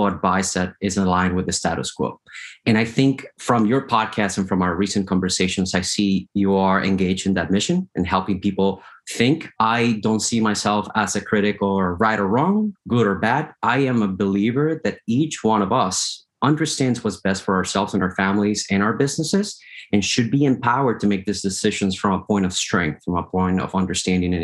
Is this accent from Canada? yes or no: no; Colombia; moved away as an adult; now in United States; I was born in Colombia in South America. 2006, I got the opportunity to immigrate to the United States.